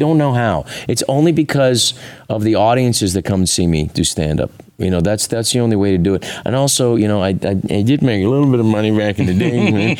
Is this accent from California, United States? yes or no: yes; San Francisco, California, United States; I'm from San Francisco. I remember with the first elected gay official, Harvey Milk.